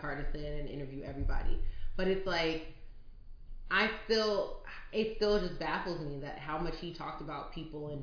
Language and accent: English; New York City, New York, United States; I'm from New York